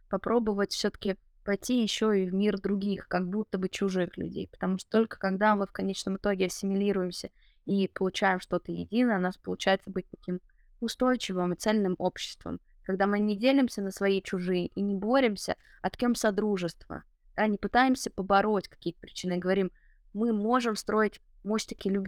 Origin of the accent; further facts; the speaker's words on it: Chuvashia, Russia; Потому что, да, я остаюсь с этими корнями, я остаюсь родом из Чувашии, но при этом я получаю какой-то новый вот опыт в мегаполисе.